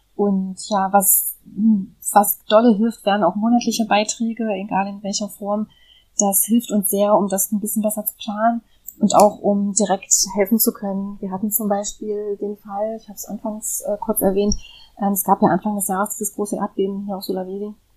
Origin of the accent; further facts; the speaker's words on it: Germany; moved away; in Deutschland geboren zu sein, äh, in Deutschland aufgewachsen zu sein